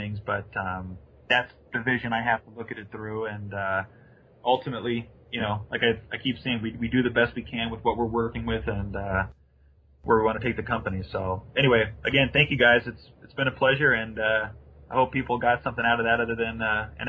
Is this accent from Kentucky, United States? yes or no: no; Kansas City, Missouri, United States; I love Santa Fe and I grew up in Kansas City and blah, blah, blah, blah, you know.